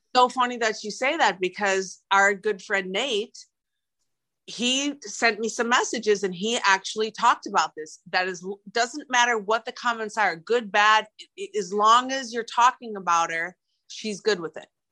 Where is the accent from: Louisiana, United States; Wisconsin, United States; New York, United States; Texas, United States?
Wisconsin, United States; Milwaukee; I'm I'm from Milwaukee